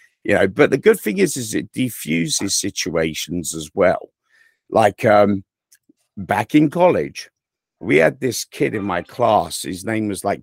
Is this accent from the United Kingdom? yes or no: yes; England, United Kingdom; accent: English; now in United States; I am from England